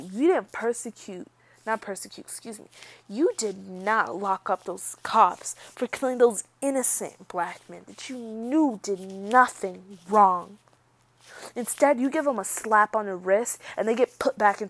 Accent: Georgia, United States; I was born in the South. I was born in Georgia, so yes, I'm a little Southern girl.

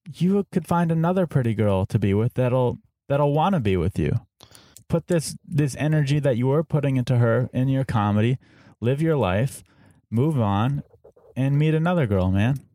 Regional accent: San Diego, California, United States; We're both from Saint Diego.

